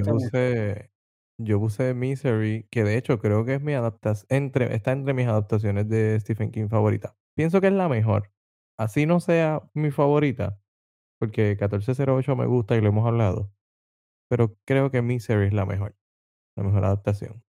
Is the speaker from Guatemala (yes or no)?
no; Vega Baja, Puerto Rico; soy de Vega Baja, Vega Baja es la ciudad del melao melao.